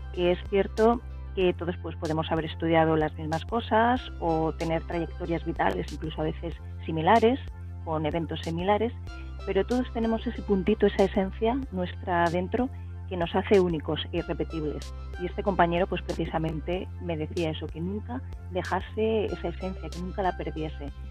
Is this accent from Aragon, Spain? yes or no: no; Elche, Valencian Community, Spain; yo nací y sigo viviendo en Elche, que es una ciudad media de provincias, de la provincia de Alicante, en el sureste de España